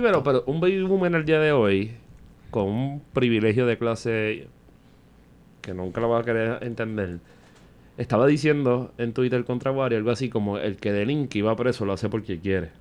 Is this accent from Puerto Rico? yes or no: yes; Vega Baja, Puerto Rico; yo me crié en los 90 en Vega Baja